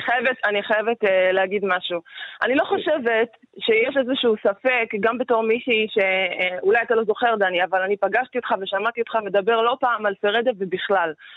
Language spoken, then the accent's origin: Hebrew; Israel; אני נולדתי וגדלתי במדינה ששיקרה לי על הנרטיב האמיתי שלי